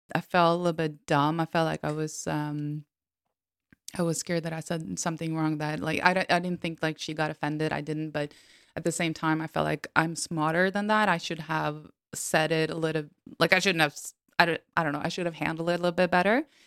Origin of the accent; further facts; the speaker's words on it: Norway; I'm from Norway and, and white